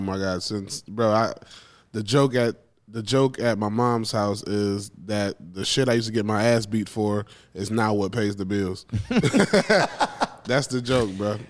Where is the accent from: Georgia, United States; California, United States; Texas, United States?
Georgia, United States; Macon; moved away as an adult; now in Austin, United States; I was raised in Macon, Georgia